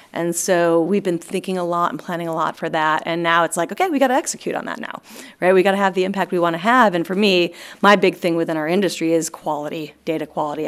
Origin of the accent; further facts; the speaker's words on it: East Coast, United States; moved away as an adult; also born or lived in Los Angeles, United States; I'm from the East Coast